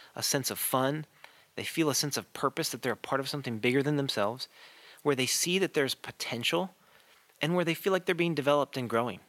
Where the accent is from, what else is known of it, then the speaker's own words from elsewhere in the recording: Chicago, Illinois, United States; I grew up in the Chicago area